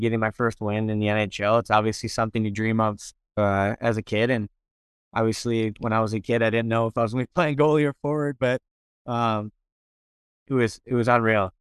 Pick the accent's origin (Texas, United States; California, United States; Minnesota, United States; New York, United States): Minnesota, United States; Minnesota, my hometown